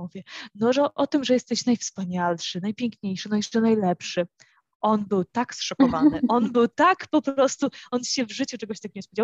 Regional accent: Warsaw, Masovian Voivodeship, Poland; moved away as an adult; now in Santa Maria, Cape Verde; jestem z Warszawy

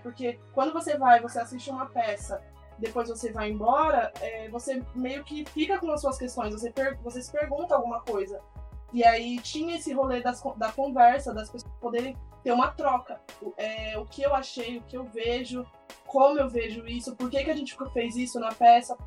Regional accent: Santo André, São Paulo, Brazil; sou de Santo André também

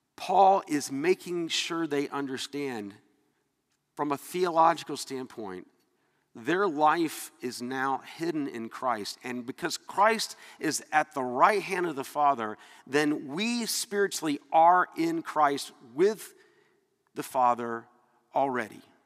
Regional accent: Atlanta, Georgia, United States; moved away; I was from Atlanta. I was raised that people that were from up north were you know, just not as good as us

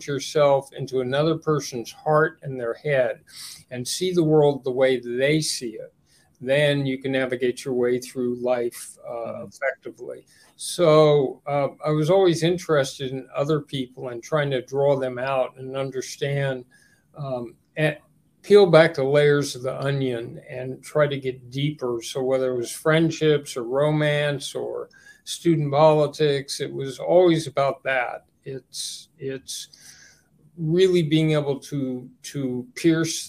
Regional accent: Los Angeles, California, United States; we grew up in West Los Angeles in the 50s and 60s

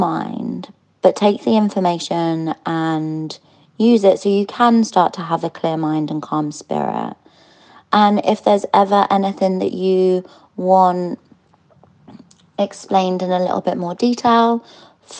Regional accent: London, United Kingdom; I'm from London

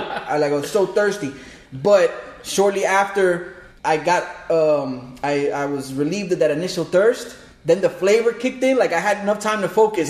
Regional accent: New York, United States; now in South Florida, United States; I'm originally from New York.

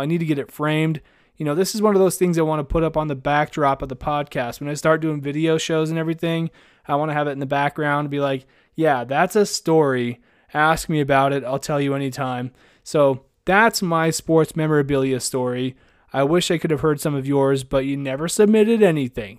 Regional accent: Idaho, United States; I grew up in, in Idaho and I went to school in Idaho

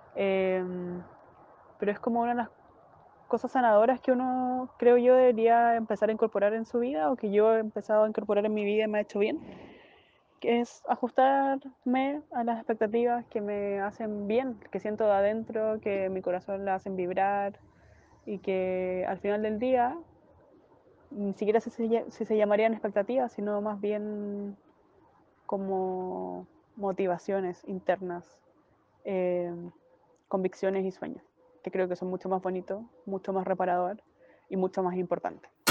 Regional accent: Chile; now in Barcelona, Spain; soy chilena y vivo en Barcelona.

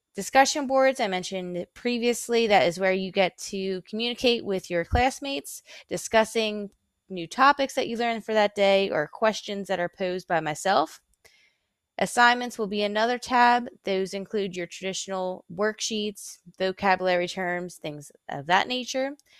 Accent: Philadelphia, Pennsylvania, United States; moved away as an adult; now in King George, United States; I'm originally from Philadelphia, Pennsylvania

